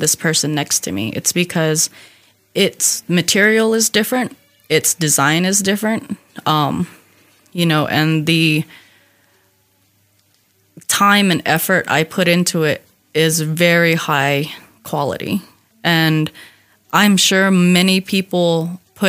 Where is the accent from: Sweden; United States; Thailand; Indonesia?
United States; Hopi, Arizona; I'm from Hopi